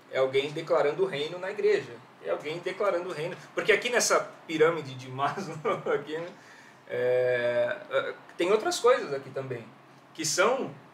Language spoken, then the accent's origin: Portuguese; São Paulo, Brazil; Eu sou de Perus, tá? É, Oriundo de então. Perus, que é o melhor bairro de São Paulo.